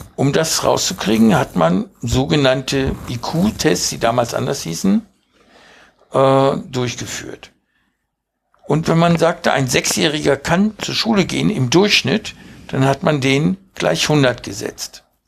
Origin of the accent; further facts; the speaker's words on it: Hanover, Lower Saxony, Germany; born or raised there; German is a second language; also born or lived in Uruguay